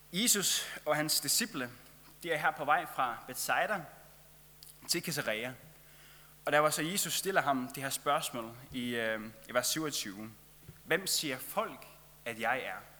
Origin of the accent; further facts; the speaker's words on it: Faroe Islands; moved away; jeg kommer fra Færøerne